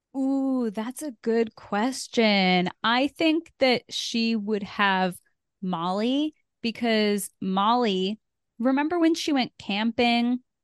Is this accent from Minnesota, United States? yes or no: no; Connecticut, United States; I am from Connecticut